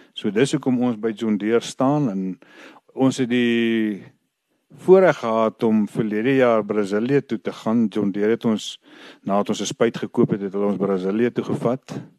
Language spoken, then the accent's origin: Afrikaans; Vredefort, Free State, South Africa; ek is van Vredefort. Ek is hier gebore. Ek is my lewe lank op die plaas. Ek het as kind hier groot geword.